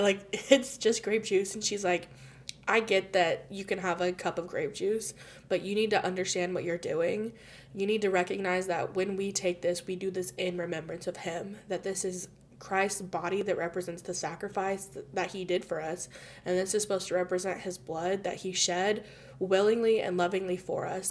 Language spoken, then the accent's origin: English; United States; also born or lived in Spain; I'm from America and that was my experience